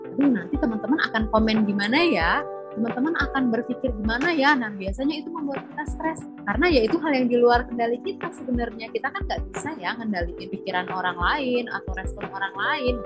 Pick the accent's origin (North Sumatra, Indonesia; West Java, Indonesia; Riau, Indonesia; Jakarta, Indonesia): Riau, Indonesia; Pekanbaru; sebagai warga Pekanbaru